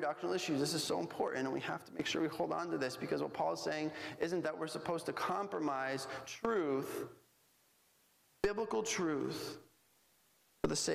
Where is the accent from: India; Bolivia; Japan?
Bolivia; moved away; when I grew up in Bolivia